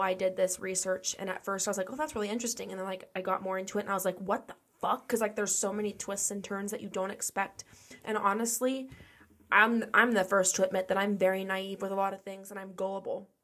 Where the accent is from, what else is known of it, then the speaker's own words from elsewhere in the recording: Ohio, United States; I grew up in Ohio